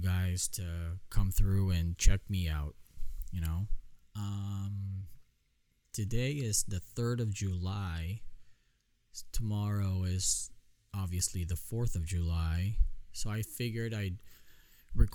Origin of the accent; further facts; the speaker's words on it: Philippines; I'm Filipino, obviously. It's in my blood.